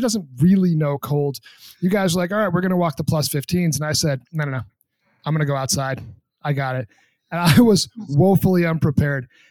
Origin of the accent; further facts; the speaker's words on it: New Hampshire, United States; I'm from New Hampshire